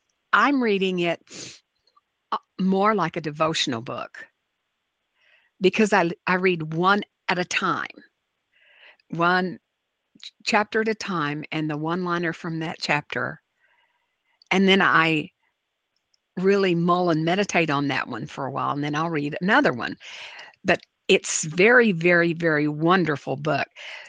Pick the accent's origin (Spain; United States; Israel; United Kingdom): United States; New Orleans, Louisiana; I love growing up in New Orleans, and I was fortunate to be able to attend Ursuline Academy, the oldest continuously operating school for girls in the United States, founded in 1727.